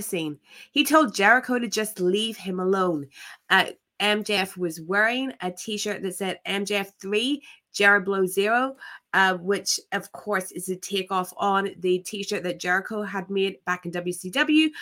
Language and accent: English; Ireland; I am but an Irish girl